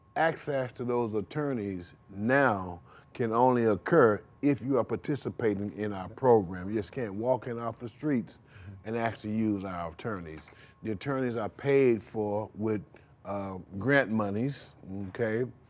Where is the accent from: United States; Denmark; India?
United States; Rochester, New York; now in St. Louis, United States; I'm from Rochester, New York